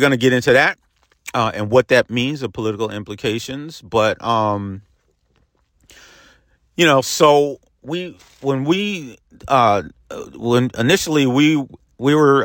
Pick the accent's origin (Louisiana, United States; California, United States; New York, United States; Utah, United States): New York, United States; Peekskill; my hometown of Peekskill, New York